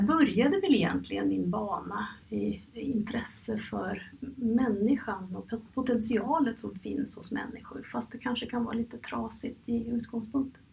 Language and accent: Swedish; Norway; moved away as an adult; now in Stockholm, Sweden; jag kommer från Norge